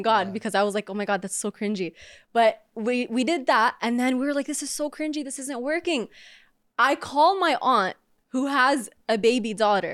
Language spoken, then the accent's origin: English; Orlando, Florida, United States; I'm from Orlando